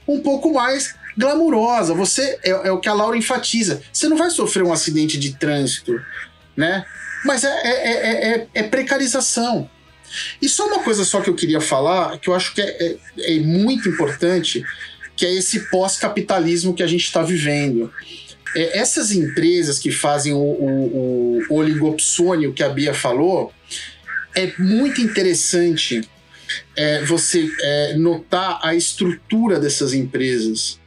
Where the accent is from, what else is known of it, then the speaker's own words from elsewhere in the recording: Santo André, São Paulo, Brazil; eu nasci em Santo André